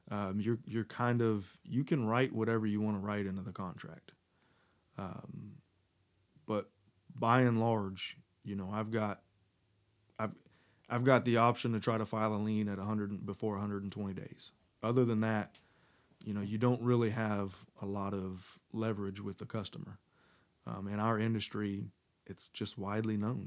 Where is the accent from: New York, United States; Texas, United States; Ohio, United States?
Texas, United States; moved away as an adult; now in North Carolina, United States; I was living in Texas, um, where I was raised